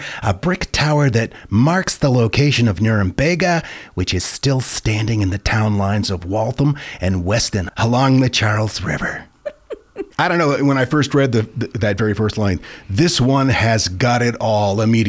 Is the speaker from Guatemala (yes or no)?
yes; Guatemala; I grew up in Guatemala, and although I have several interesting stories to share, I wanted to share this particular tale.